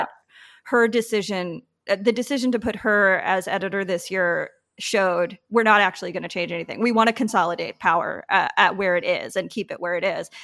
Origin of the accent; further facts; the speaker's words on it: Patchogue, New York, United States; I grew up in Patchogue on the South Shore